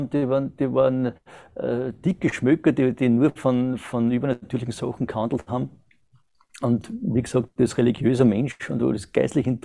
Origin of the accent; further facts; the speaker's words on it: Austria; bin 1970 geboren in Österreich, äh, habe die ganzen äh, Pflichtschulen und alles dort absolviert